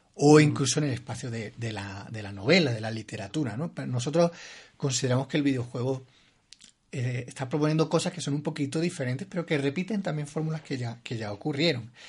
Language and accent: Spanish; Granada, Andalusia, Spain; moved away as an adult; now in Bogotá, Colombia; yo soy granadino, español. Eh, soy un arquitecto que llegó a Bogotá hace ya casi cuatro años